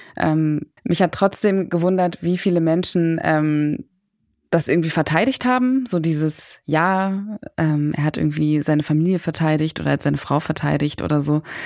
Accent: Berlin, Germany; ich komme auch selber aus Berlin. Ich bin hier geboren und aufgewachsen, habe sehr lange auch in Kreuzberg gewohnt

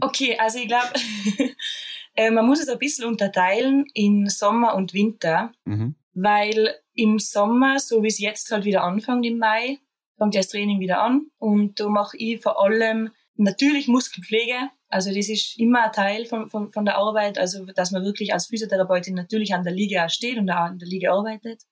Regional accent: Austria; bei uns in Österreich

